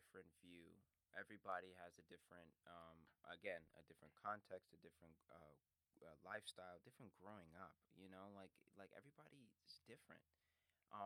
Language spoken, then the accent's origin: English; United States; I am American first, before Black, you know, because I was born here